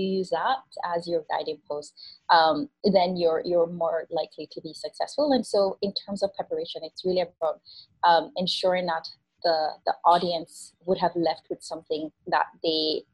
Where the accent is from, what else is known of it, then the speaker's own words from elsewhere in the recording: Spanish Town, Saint Catherine, Jamaica; moved away; I grew up in Jamaica. I grew up in Spanish Town